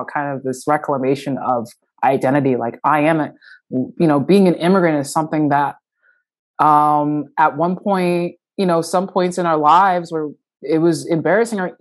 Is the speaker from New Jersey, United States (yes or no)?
yes; New Jersey, United States; moved away as an adult; now in Minneapolis, United States; I'm a transplant from the East Coast, from New Jersey.